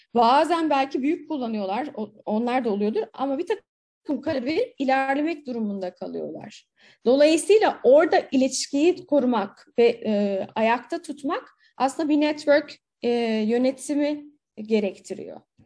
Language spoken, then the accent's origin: Turkish; İzmir, Turkey